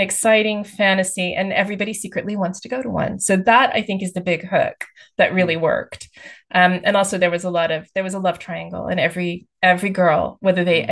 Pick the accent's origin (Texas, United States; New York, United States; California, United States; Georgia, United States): Texas, United States; moved away as an adult; now in United Kingdom; I grew up in the states. I grew up actually in Texas